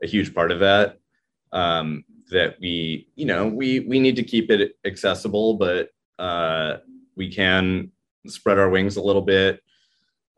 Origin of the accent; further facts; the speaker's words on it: Santa Monica, California, United States; moved away as an adult; also born or lived in New York; I moved back to California, which is my home state. I grew up in Santa Monica here